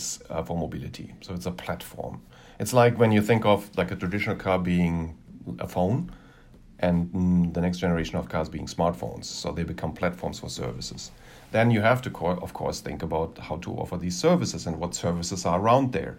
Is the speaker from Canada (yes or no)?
no; Germany; moved away as an adult; now in Los Angeles, United States; my home country